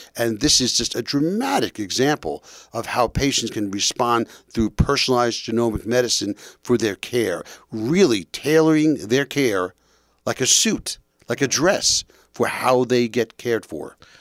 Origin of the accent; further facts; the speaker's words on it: New York, United States; moved away as an adult; also born or lived in Boston; now in New Jersey, United States; I'm from New York, and I trained at Boston University